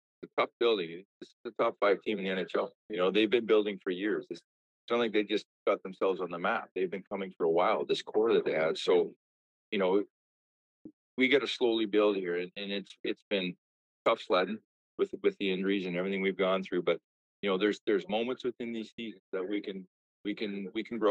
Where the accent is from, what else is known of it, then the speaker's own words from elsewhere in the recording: Armstrong, British Columbia, Canada; I lived in a small town. I was in Armstrong, British Columbia